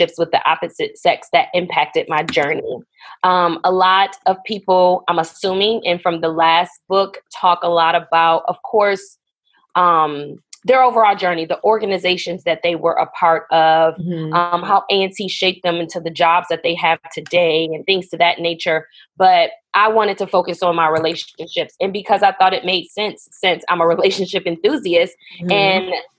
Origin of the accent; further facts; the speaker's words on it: Buffalo, New York, United States; moved away as an adult; also born or lived in North Carolina; we're originally from Buffalo, New York.